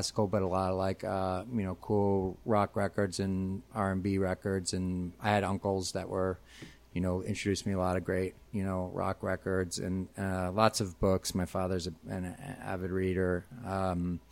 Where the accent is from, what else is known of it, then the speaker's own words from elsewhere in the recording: Arlington Heights, Illinois, United States; I grew up, in the Northwest suburbs in Arlington Heights.